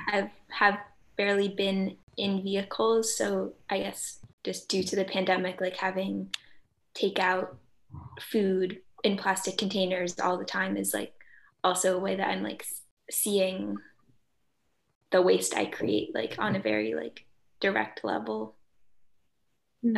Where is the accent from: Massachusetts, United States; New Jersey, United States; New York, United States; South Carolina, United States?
Massachusetts, United States; Belmont; I'm from Belmont, Massachusetts